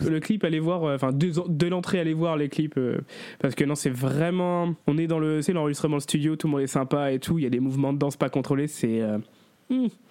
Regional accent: Brest, Brittany, France; j'ai 32 ans et je viens de Brest

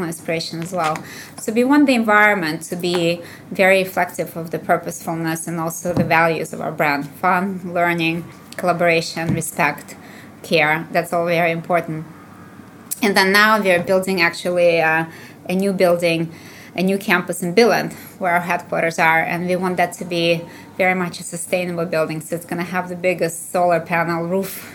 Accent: Russia; moved away as an adult; also born or lived in Illinois, United States; what I kind of grew up with when I was growing up in the Soviet Union

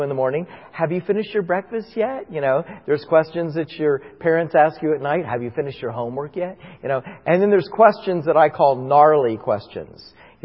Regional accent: Florida, United States; growing up in Florida, we had orange trees in our house

